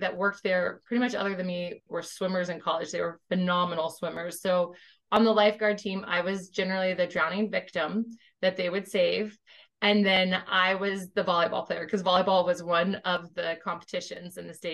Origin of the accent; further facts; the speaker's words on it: Tampa, Florida, United States; moved away as an adult; also born or lived in California / Georgia; I grew up in Tampa